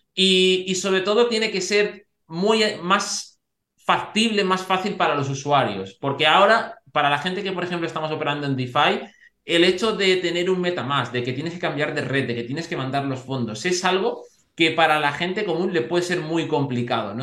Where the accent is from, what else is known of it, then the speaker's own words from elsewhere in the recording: Segovia, Castile and León, Spain; yo en ese sentido soy de Segovia